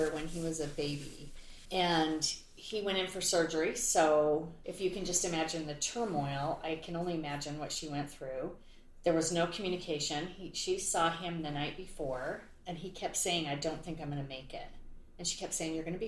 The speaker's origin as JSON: {"language": "English", "region": "Utah", "country": "United States", "tie": "born or raised there", "said": "I grew up in Utah"}